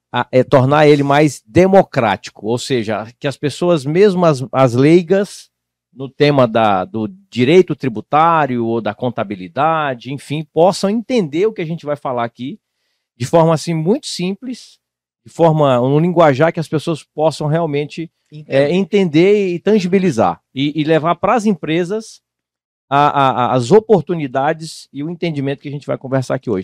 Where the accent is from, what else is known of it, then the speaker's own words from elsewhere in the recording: Tocantins, Brazil; moved away; Eu morava no estado de Tocantins, eu sou natural de Tocantins